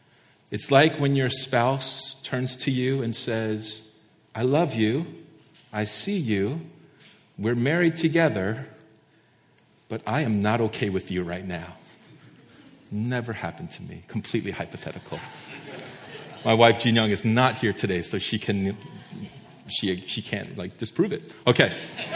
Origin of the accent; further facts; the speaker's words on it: East Coast, United States; now in Santa Barbara, United States; many of you know I came from the East Coast and I absolutely hate the winter. I hate the snow. I hate cold weather.